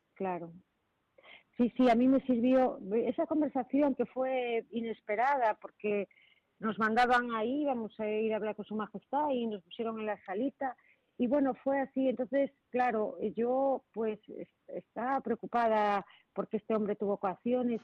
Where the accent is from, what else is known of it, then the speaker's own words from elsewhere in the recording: Marín, Galicia, Spain; yo soy de Puerto de Mar, soy de Marín